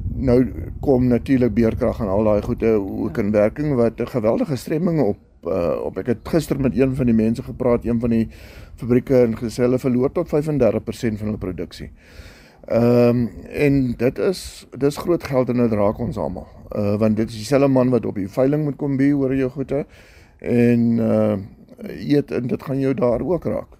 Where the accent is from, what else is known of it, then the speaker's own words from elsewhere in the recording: South Africa; Ons hier in Suid-Afrika